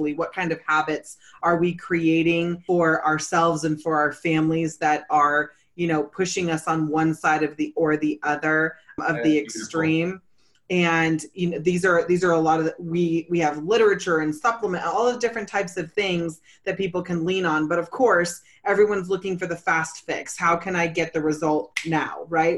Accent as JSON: {"language": "English", "region": "California", "country": "United States", "said": "I'm originally from California."}